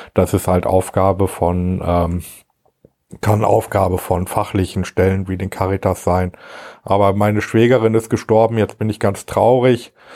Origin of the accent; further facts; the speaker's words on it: Gütersloh, North Rhine-Westphalia, Germany; also born or lived in Marienfeld / Steinhagen; Kreis Gütersloh, das ist gut, da bin ich ja schon mein Leben lang ansässig